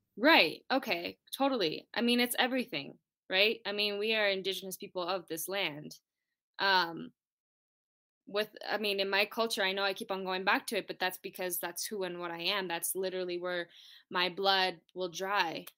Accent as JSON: {"language": "English", "town": "Taos Pueblo", "region": "New Mexico", "country": "United States", "said": "I'm coming from Taos Pueblo, New Mexico, farthest northern tribe."}